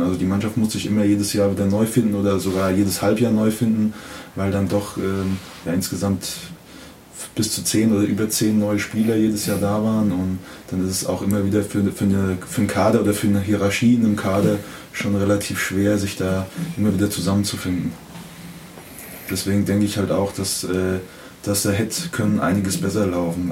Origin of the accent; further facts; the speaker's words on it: Kaiserslautern, Rhineland-Palatinate, Germany; ich bin ja in, in Laudern geboren, aufgewachsen und habe ähm, zehn Jahre Jugend hier gespielt